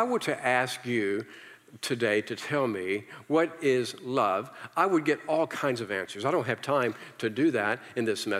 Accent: Virginia, United States; I came from the South, okay? I'm from Virginia

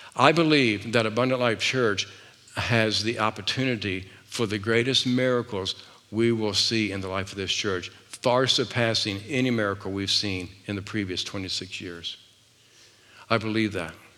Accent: the South, United States; I was raised in the South

